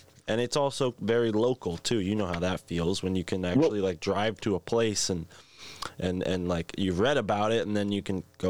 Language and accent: English; New England, United States; born or raised there